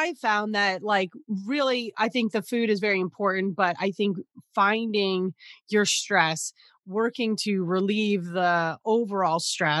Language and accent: English; New Jersey, United States; I grew up in New Jersey. And not only are we all about the tomatoes, we're all about the pasta, the sauce, yes, you know, everything. I'm Italian.